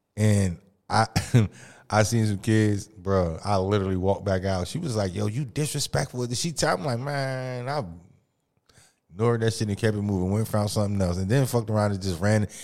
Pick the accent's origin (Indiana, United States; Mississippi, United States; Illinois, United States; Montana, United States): Mississippi, United States; also born or lived in East Orange, New Jersey; now in New Jersey, United States; I'm originally from Mississippi